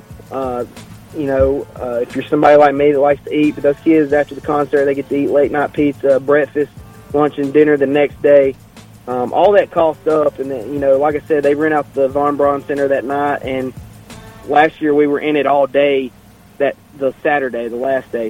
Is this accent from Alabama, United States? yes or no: yes; Blount County, Alabama, United States; I come from Blount County. I was graduated from Susan Moore